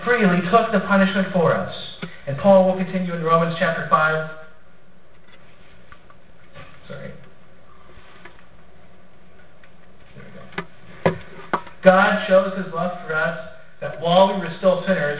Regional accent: Columbus, Ohio, United States; moved away; I'm from Ohio originally, Columbus to be specific

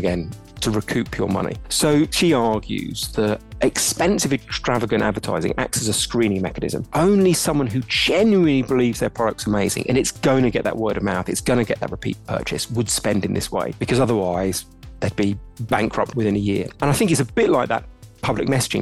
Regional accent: London, United Kingdom; I'm from London, British

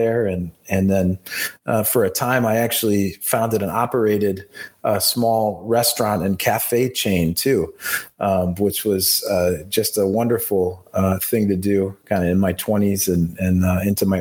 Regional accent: Michigan, United States; also born or lived in Beijing, China; promote my hometown, promote my home state

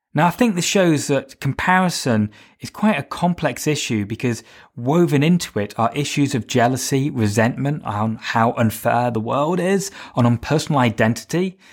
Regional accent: United Kingdom; I'm British. I mean, for me, I'm white, British, straight

